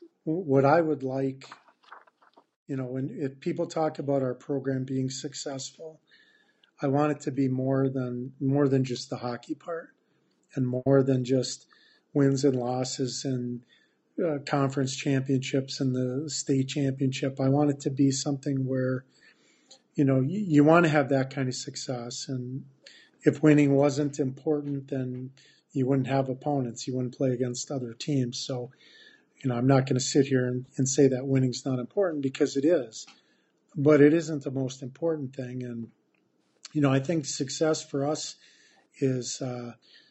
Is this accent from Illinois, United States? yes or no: no; Hancock, Michigan, United States; moved away as an adult; now in Traverse City, United States; I was at Hancock